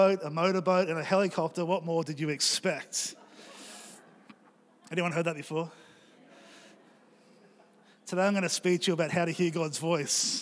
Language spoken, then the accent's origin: English; Australia